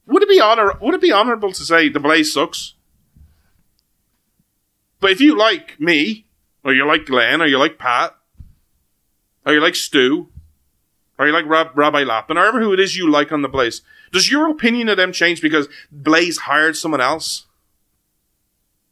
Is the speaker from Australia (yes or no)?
no; Ireland; as an Irishman